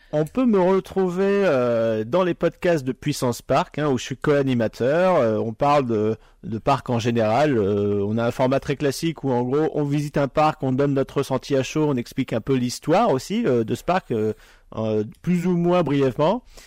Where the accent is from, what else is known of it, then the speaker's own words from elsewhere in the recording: Pas-de-Calais, Hauts-de-France, France; moi qui suis originaire du Nord, enfin, je, suis, je viens du Pas-de-Calais à la base